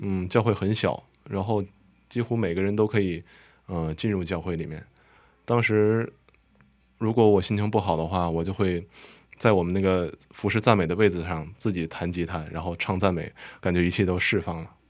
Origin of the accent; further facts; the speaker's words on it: Qinhuangdao, Hebei, China; moved away as an adult; now in South Korea; 我是来自中国河北省秦皇岛的